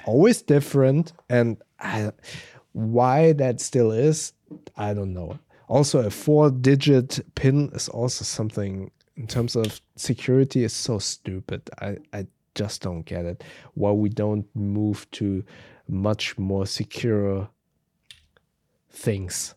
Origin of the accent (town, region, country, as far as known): Germany